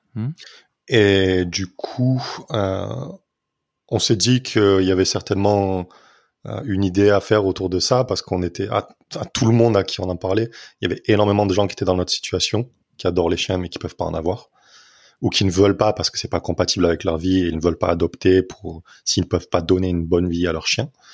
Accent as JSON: {"language": "French", "town": "Nîmes", "region": "Occitania", "country": "France", "tie": "born or raised there", "also_born_or_lived": "Montpellier / London", "moved": "as an adult", "lives_now": "Toulouse, France", "said": "je suis né à Nîmes, j'ai grandi à Nîmes"}